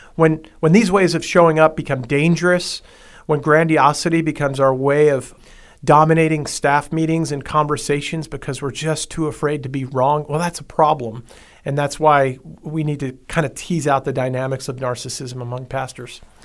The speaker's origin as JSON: {"language": "English", "area": "Long Island", "region": "New York", "country": "United States", "tie": "born or raised there", "said": "I grew up on Long Island, New York"}